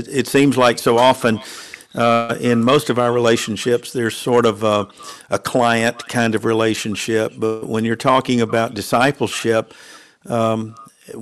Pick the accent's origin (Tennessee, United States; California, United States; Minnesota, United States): Tennessee, United States; Nashville; moved away as an adult; also born or lived in Atlanta, Georgia; I was born and raised in Nashville, Tennessee